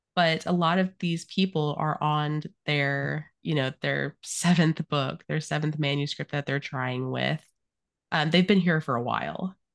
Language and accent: English; Arizona, United States; I grew up in Arizona